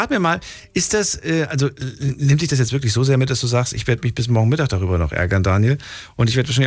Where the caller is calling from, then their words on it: Landau, Rhineland-Palatinate, Germany; Ich komme aus Landau.